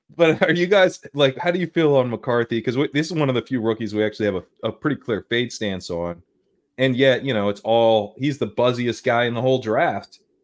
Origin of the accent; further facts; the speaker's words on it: Delaware, United States; I grew up in Delaware